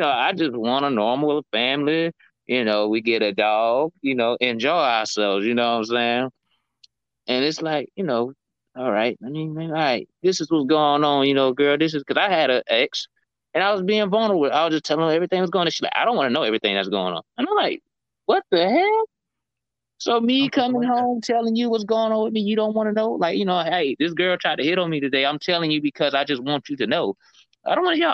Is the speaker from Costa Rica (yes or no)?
no; St. Petersburg, Florida, United States; I'm from St. Pete